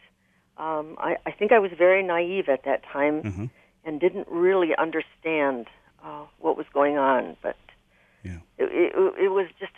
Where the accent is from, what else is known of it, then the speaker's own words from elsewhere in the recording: Saginaw, Michigan, United States; moved away as an adult; also born or lived in Detroit, Michigan; now in Rochester, United States; I was from Saginaw